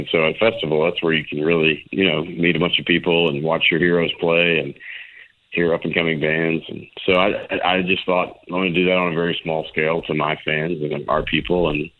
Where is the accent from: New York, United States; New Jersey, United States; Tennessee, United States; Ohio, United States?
Tennessee, United States; Memphis; my hometown of Memphis